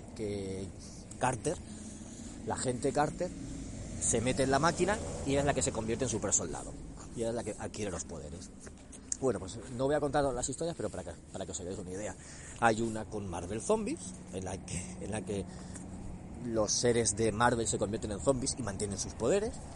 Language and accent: Spanish; Spain; aquí en nuestro país